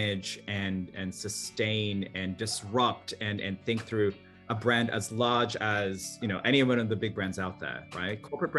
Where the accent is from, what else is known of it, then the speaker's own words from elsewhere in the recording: Sydney, New South Wales, Australia; moved away; also born or lived in Manila, Philippines / Santa Barbara, United States; Personally, I was born in Manila, Philippines during the Marcos dictatorship, and my family fled that turmoil to Sydney, Australia, where this weird accent comes from. And then at some point, we also moved to Santa Barbara, California.